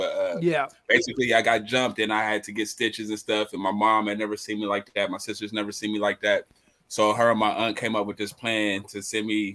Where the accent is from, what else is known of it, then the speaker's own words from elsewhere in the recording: Columbus, Ohio, United States; also born or lived in Texas; I was born and raised in Columbus, Ohio